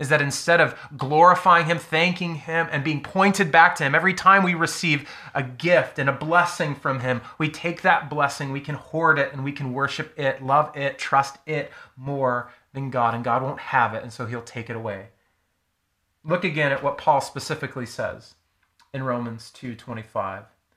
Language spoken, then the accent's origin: English; United States; as American, United States Christians